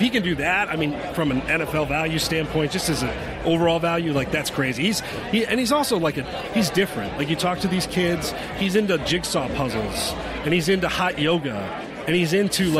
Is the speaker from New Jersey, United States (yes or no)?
yes; New Jersey, United States; moved away; I'm from Jersey originally